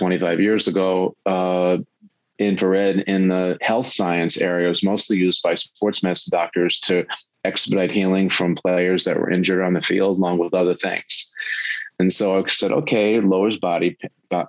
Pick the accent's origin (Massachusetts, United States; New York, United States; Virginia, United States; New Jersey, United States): New York, United States; Long Island, South Shore; I grew up on Long Island on the South Shore